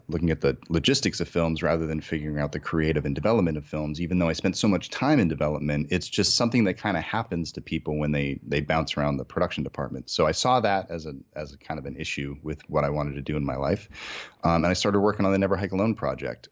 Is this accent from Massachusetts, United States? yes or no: yes; Massachusetts, United States; moved away as an adult; now in Los Angeles, United States; I'm originally from Massachusetts, uh, in New England. So I grew up there my entire life